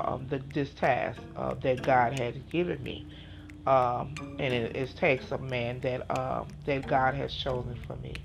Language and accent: English; Chicago, Illinois, United States; I grew up in Chicago, Illinois